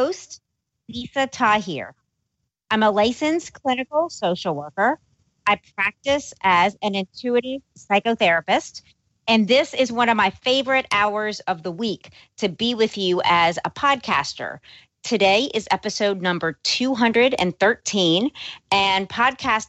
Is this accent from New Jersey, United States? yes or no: no; New Orleans, Louisiana, United States; also born or lived in Los Angeles; I was born and raised in New Orleans